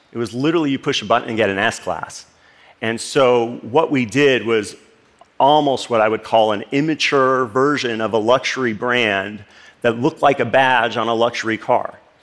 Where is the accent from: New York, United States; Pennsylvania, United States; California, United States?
California, United States; Los Angeles; This is the street where I grew up in Los Angeles, actually a suburb called Northridge, California